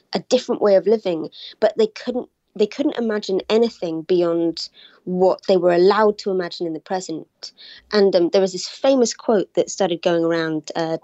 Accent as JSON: {"language": "English", "country": "United Kingdom", "said": "I'm from Britain, as you can probably tell"}